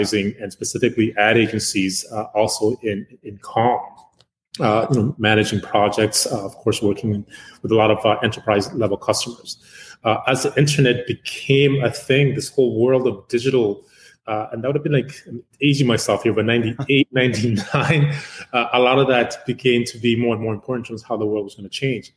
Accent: Uganda; now in Canada; I'm originally from Uganda. I came to Canada in 1984, out thereabouts. So I really jumped in, went to school here.

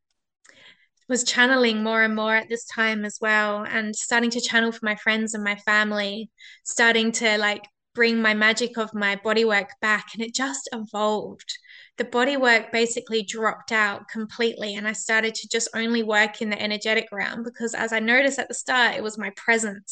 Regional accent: Perth, Western Australia, Australia; in my hometown, in my city of Perth

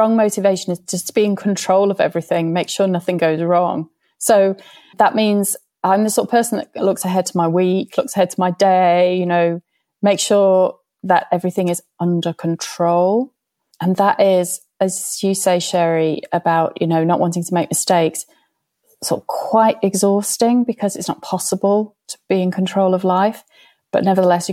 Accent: the Northwest, near Blackpool, North West England, United Kingdom; I'm from Little Old England.

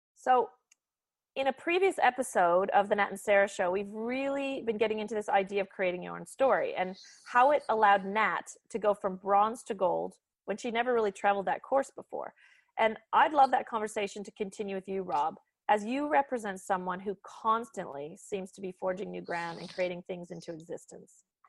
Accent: Canada; as a Canadian

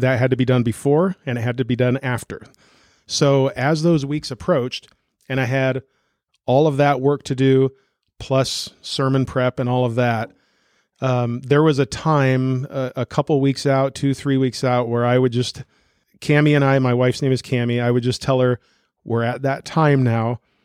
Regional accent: Newton, United States; pastoring a Christian Reformed church in my hometown. My wife and I are both from here

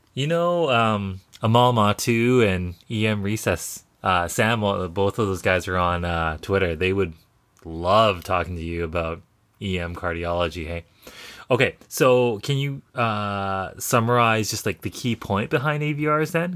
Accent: Canada; we're Canadian

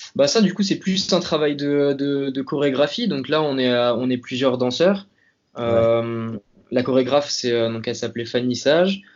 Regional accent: Hennebont, Brittany, France; now in Paris, France; je suis originaire de Bretagne, donc euh, plus précisément une petite ville qui s'appelle Enbon, dans, donc dans le Morbihan, et je suis actuellement basé à Paris.

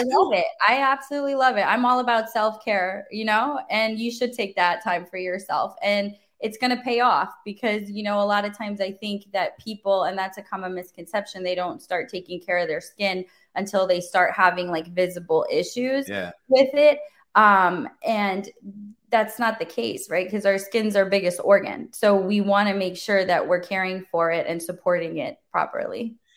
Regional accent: Germany; now in Wesley Chapel, United States; my mom was actually an esthetician growing up in Germany. I'm from Germany originally

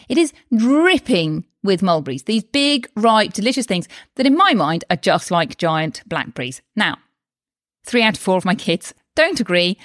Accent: United Kingdom; now in Spain; I'm from the U K, which you may be able to tell from my accent

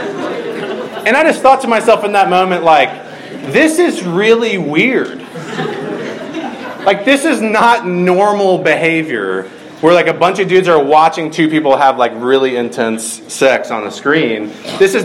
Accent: Georgia, United States; from my home state

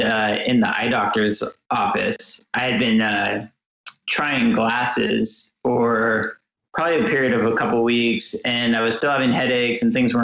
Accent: Portland, United States; I was growing up in Portland.

